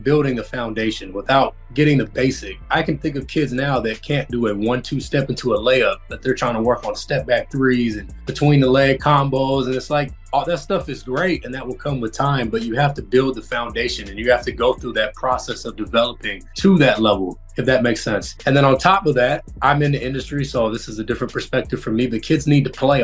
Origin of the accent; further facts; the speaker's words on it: Federal Way, Washington, United States; also born or lived in Seattle; I grew up in Federal Way, Washington